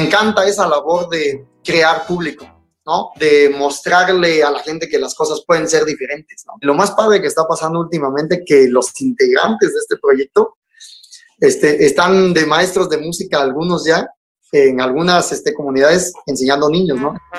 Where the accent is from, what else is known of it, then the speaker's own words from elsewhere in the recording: San Miguel Jutla, Oaxaca, Mexico; aquí en, Oaxaca, en un pueblo de donde yo soy originario que se llama San Miguel Jutla